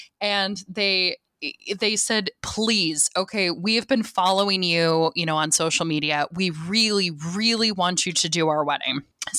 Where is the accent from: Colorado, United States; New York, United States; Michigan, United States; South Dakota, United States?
South Dakota, United States; No, I'm actually South Dakotan. So I grew up in South Dakota and my husband was military.